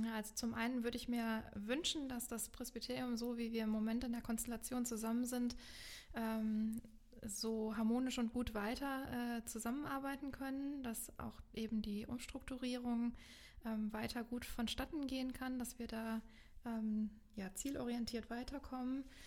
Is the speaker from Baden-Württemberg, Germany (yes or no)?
no; Meckenheim, North Rhine-Westphalia, Germany; ich bin hier in Meckenheim groß geworden und lebe jetzt inzwischen wieder hier in Meckenheim